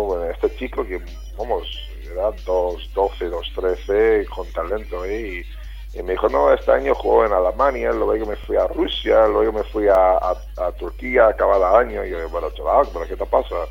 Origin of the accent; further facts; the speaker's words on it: United States; moved away; also born or lived in Vitoria, Spain / Málaga, Spain; yo soy muy americano, eh, bueno, y era muy americano entonces